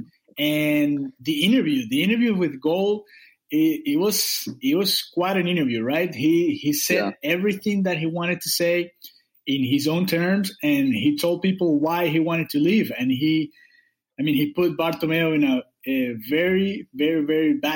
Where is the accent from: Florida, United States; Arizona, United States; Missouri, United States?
Florida, United States; Miami; I'm from Miami in South Florida